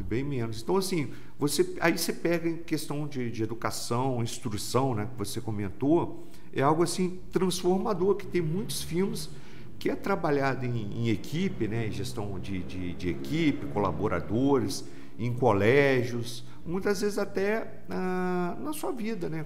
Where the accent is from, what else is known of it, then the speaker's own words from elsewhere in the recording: Volta Redonda, Rio de Janeiro, Brazil; eu sou de Volta Redonda mesmo